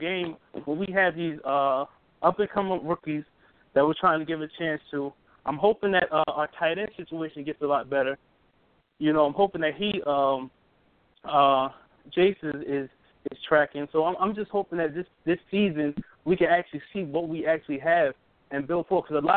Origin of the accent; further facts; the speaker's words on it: New Jersey, United States; moved away as an adult; now in Hawaii, United States; I'm from New Jersey, but I'm in the military now, so I'm out here in Hawaii now